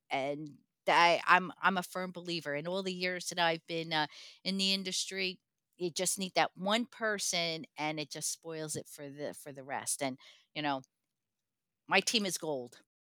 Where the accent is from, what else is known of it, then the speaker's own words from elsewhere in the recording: Newark, New Jersey, United States; I was born into projects in Newark, New Jersey